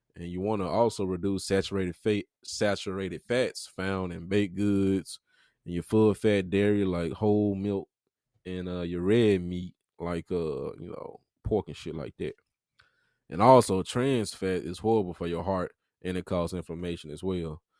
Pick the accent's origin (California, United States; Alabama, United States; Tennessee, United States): Tennessee, United States; Memphis; I'm from The Haven. If y'all ain't from Memphis, that's in Memphis